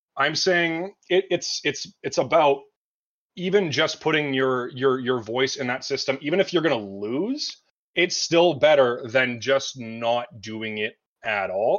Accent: Canada; I'm from Canada

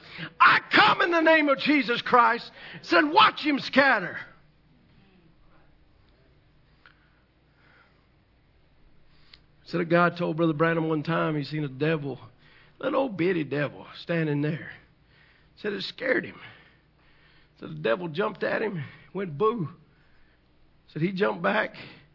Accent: the South, United States; I'm from the South.

